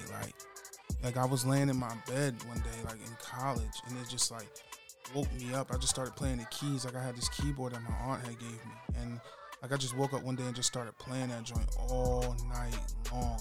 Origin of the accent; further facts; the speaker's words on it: Salisbury, Maryland, United States; I was born in Salisbury, Maryland.